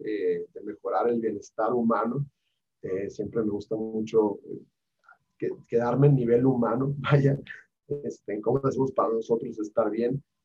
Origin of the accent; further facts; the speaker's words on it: Hermosillo, Sonora, Mexico; moved away as an adult; now in Mexico City, Mexico; yo soy de Hermosillo, pero vivo, llevo acá 10 años